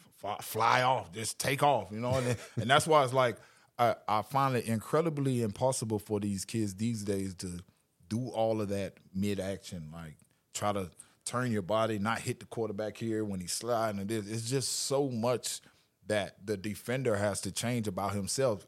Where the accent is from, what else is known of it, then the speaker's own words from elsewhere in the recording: Orlando, Florida, United States; also born or lived in Louisiana; I was playing here in Orlando, from Orlando, my hometown crowd